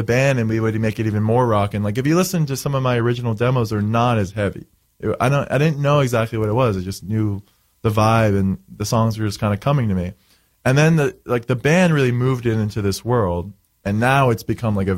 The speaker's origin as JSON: {"language": "English", "region": "Florida", "country": "United States", "tie": "born or raised there", "moved": "yes", "said": "I grew up in Florida, so I always go to Florida."}